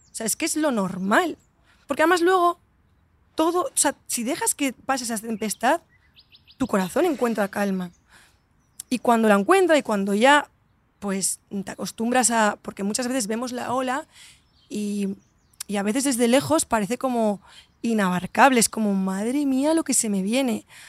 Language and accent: Spanish; Valencia, Valencian Community, Spain; moved away; also born or lived in Madrid; siempre he vivido como Valencia un poco desde fuera